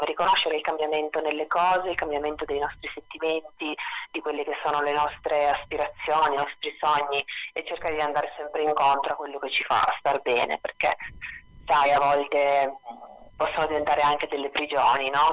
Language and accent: Italian; Trieste, Friuli-Venezia Giulia, Italy; moved away as an adult; also born or lived in Rome; io sono di Trieste in realtà dove sono tornata da quattro anni